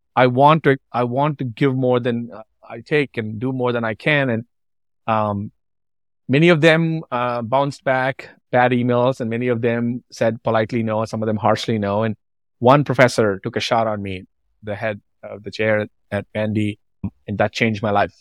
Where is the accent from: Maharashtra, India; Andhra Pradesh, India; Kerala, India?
Andhra Pradesh, India; moved away as an adult; also born or lived in Nashville, Tennessee; now in United States; I grew up in a tiny village, in an obscure village called Bomoro